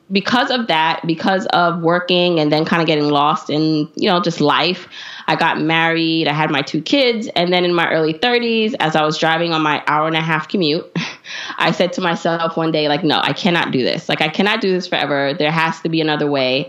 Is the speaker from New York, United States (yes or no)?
yes; New York City, New York, United States; also born or lived in Jamaica; I was raised by a single mom in Brooklyn